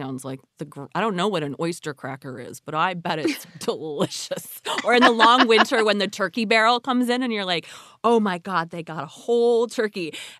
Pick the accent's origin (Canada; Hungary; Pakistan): Canada; of course, they are not native. I grew up in Canada.